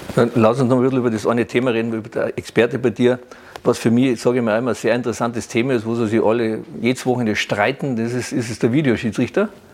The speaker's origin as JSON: {"language": "German", "country": "Germany", "said": "bei uns in Deutschland"}